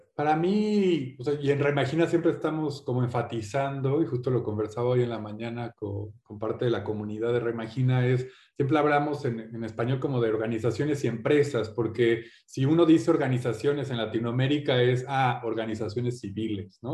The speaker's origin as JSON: {"language": "Spanish", "country": "Mexico", "also_born_or_lived": "England", "said": "soy mexicano inglés, padre inglés, madre mexicana"}